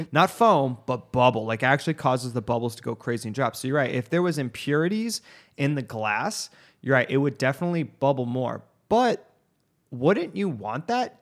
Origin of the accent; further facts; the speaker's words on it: United States; being an American